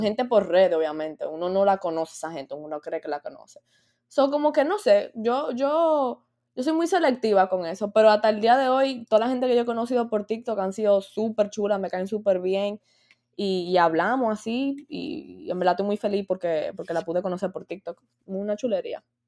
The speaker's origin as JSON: {"language": "Spanish", "country": "Dominican Republic", "said": "yo soy dominicana"}